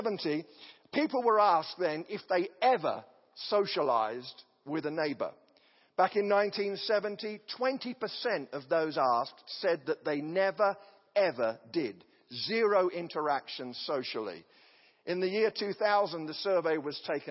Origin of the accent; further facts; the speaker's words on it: an English village, England, United Kingdom; now in United States; The village that I come from, which has about 500 people, it's clustered together. There was a lord of the manor